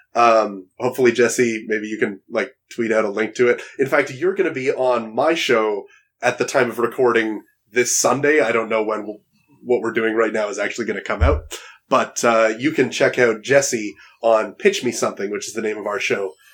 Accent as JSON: {"language": "English", "town": "Toronto", "region": "Ontario", "country": "Canada", "tie": "born or raised there", "said": "Toronto, my hometown"}